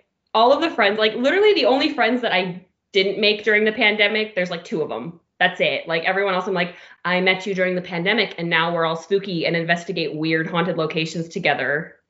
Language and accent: English; Seattle, Washington, United States; also born or lived in Las Vegas, Nevada; I'm a 22-year-old paranormal investigator. I'm originally from Las Vegas, Nevada, but I grew up in the Pacific Northwest, Seattle area.